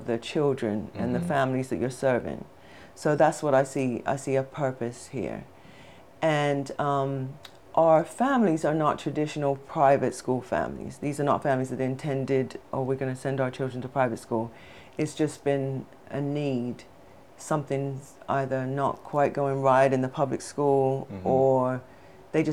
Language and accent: English; England, United Kingdom; moved away; I'm from England, so in England we start school at 3 sometimes, so I started school at 3 years old